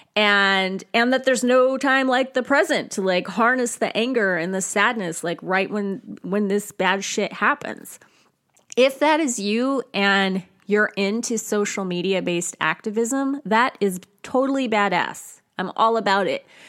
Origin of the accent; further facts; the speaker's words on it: United States; as an American